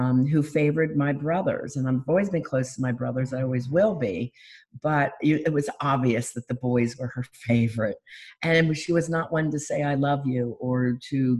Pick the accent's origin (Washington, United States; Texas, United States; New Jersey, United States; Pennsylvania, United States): Pennsylvania, United States; Philadelphia; now in Florida, United States; I'm from Philadelphia